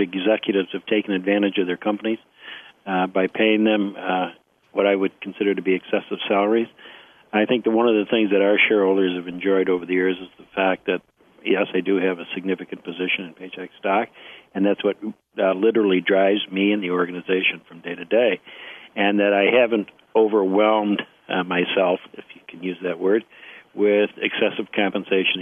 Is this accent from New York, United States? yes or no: yes; Rochester, New York, United States; I was born in Rochester, New York. I still live in Rochester, New York